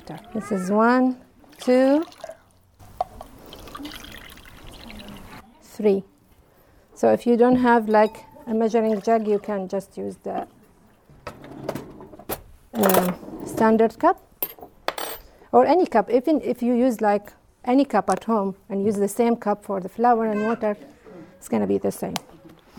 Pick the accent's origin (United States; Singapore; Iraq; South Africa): Iraq; English is a second language; moved away as an adult; now in New Zealand; I'm originally from Iraq. I live here in New Zealand from 2012